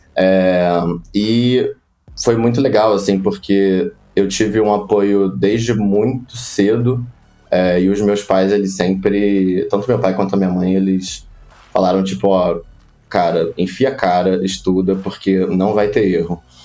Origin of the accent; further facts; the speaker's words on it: Rio de Janeiro, Brazil; moved away as an adult; now in São Paulo, Brazil; Sou do Rio de Janeiro, da Zona Oeste do Rio de Janeiro. É, já tô em São Paulo já há um tempinho.